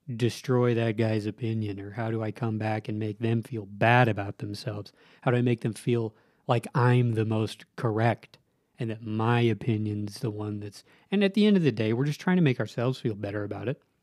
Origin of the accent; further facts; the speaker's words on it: Southern Nevada, United States; moved away as an adult; now in Utah, United States; I grew up in Southern Nevada